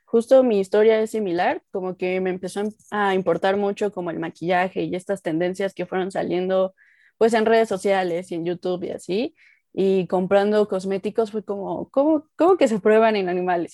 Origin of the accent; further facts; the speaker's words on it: Mexico; soy mexicana, estoy vivo aquí en la Ciudad de México, en México